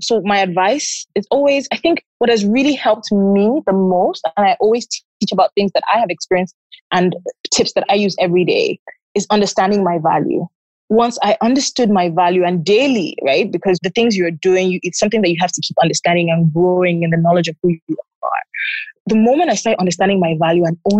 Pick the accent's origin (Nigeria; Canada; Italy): Nigeria; Lagos; I'm from Lagos, Nigeria.